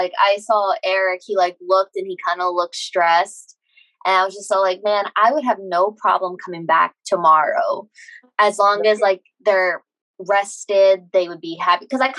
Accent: South Carolina, United States; I had mentioned I'm from South Carolina

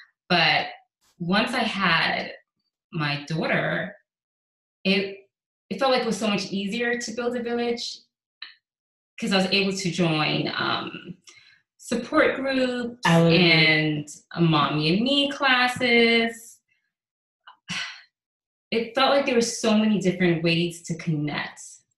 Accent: New York City, New York, United States; now in Houston, United States; I grew up in New York.

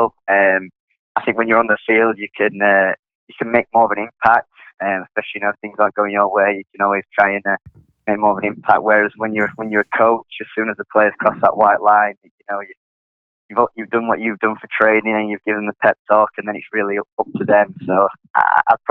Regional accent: Sheffield, Yorkshire and the Humber, United Kingdom; moved away as an adult; also born or lived in Connecticut, United States; now in New Orleans, United States; I'm from England, Sheffield, which is in the north of England. I grew up playing there

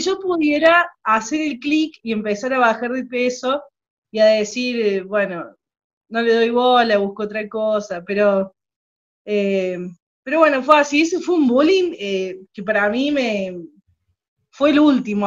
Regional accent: Córdoba, Argentina; accent: cordobés; also born or lived in General Cabrera, Córdoba; Soy de la, de Argentina, provincia de Córdoba, que está en el medio de Argentina.

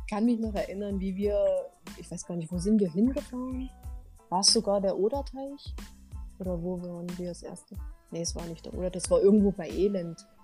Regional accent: Halle, Saxony-Anhalt, Germany; ich kannte oder als Hallenser kennt man jetzt nicht wirklich viel Schnee.

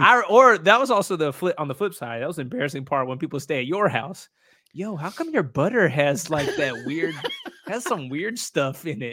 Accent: Indiana, United States; I grew up, so I grew up in Indiana

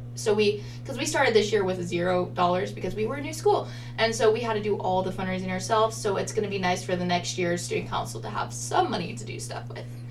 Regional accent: Idaho Falls, Idaho, United States; I was like 10 years old going to Seattle, which was probably traumatizing in parts because I came from Idaho Falls, Idaho

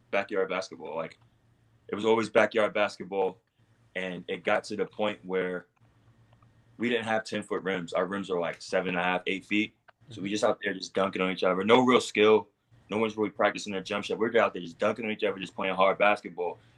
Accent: New York City, New York, United States; I'm from Queens. I'm from Queens

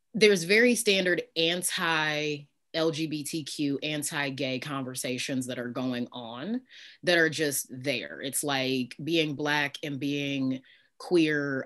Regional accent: Midwest, United States; I was raised Christian in the Midwest, in the northernmost southern state

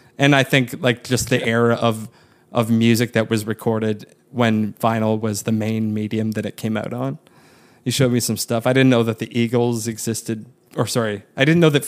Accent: Waterloo region, Ontario, Canada; my hometown, the Waterloo region of Ontario

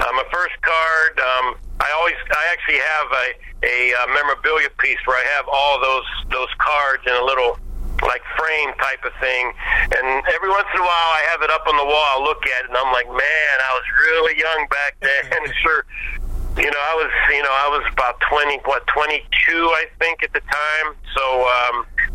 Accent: Pittsburgh, Pennsylvania, United States; I'm from the Pittsburgh area

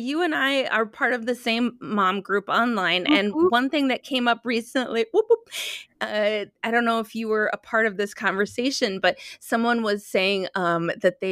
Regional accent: Midwest, United States; I grew up in the Midwest

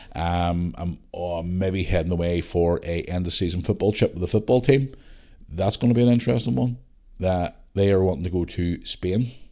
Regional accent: Northern Ireland, United Kingdom; I am from Northern Ireland

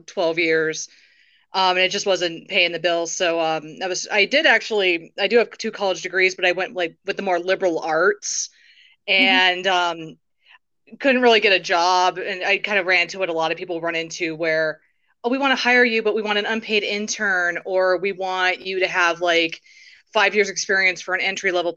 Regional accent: Englewood, Colorado, United States; I'm from Inglewood, Colorado. I've lived in Colorado my whole life

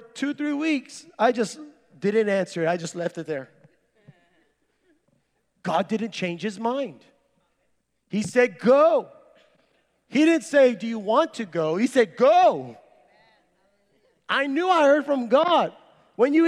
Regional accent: San Benito, Texas, United States; I'm from San Benito, Texas

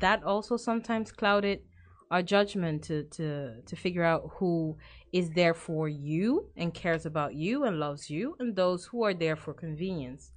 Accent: The Hague, South Holland, Netherlands; I grew up in The Hague

